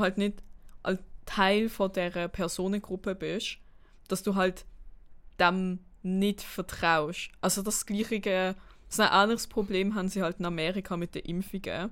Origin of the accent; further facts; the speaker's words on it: Basel, Basel-Stadt, Switzerland; ich komme aus Basel